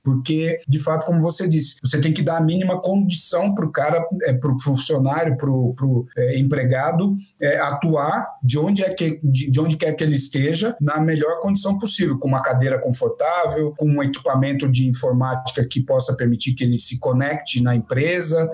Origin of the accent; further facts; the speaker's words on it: Brazil; Eu sou do interior, eu sou caipira